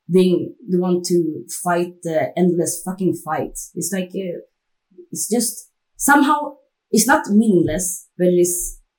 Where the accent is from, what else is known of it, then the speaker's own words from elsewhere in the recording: Stockholm, Stockholm County, Sweden; I grew up in a, like a rich neighborhood, not rich, but uh, over middle class. And when I said like I'm from Enskede